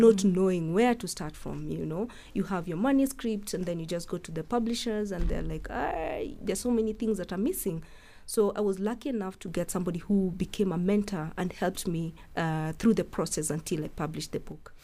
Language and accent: English; Eldoret, Uasin Gishu County, Kenya; I grew up in Eldoret and Paul's Bakery is like at the heart of Eldoret